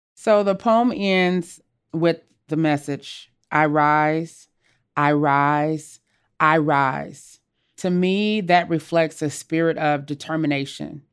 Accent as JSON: {"language": "English", "town": "Los Angeles", "region": "California", "country": "United States", "tie": "born or raised there", "also_born_or_lived": "Jackson, Mississippi"}